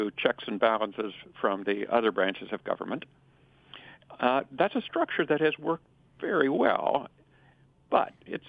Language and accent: English; Kansas, United States; also born or lived in Berkeley, California; After I finished law school, I returned to Kansas, which is my home state.